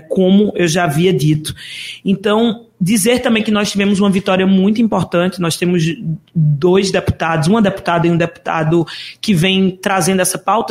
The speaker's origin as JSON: {"language": "Portuguese", "town": "Caruaru", "region": "Pernambuco", "country": "Brazil", "tie": "born or raised there", "also_born_or_lived": "Recife", "moved": "as an adult", "said": "Eu sou de Caruaru, nascida e criada"}